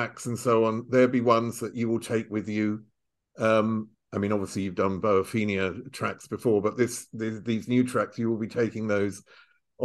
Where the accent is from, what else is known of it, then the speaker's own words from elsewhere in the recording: England, United Kingdom; now in Germany; I'm English